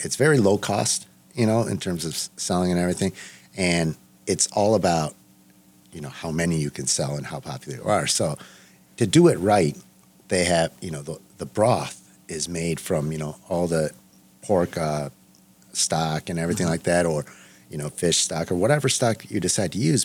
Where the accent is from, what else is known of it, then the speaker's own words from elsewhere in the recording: Los Angeles, California, United States; I was born in Los Angeles